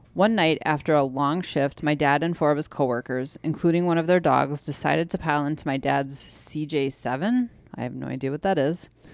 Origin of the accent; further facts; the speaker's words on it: Wisconsin, United States; we're from Wisconsin.